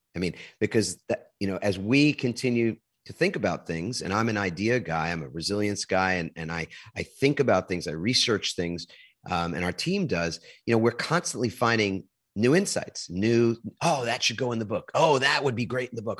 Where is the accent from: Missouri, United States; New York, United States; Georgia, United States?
New York, United States; moved away; also born or lived in New Jersey; I'm originally from New York